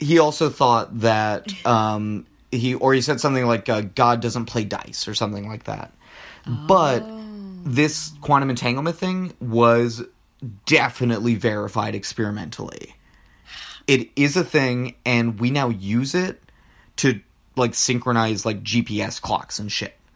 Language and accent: English; Rio Grande Valley, Texas, United States; moved away; I'm from the Rio Grande Valley